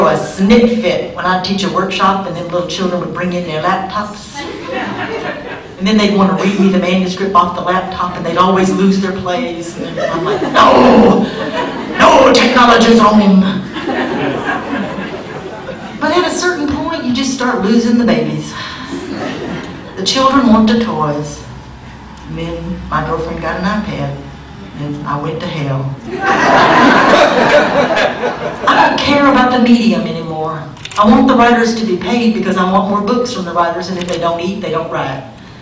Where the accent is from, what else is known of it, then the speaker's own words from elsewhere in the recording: United States; I'm an American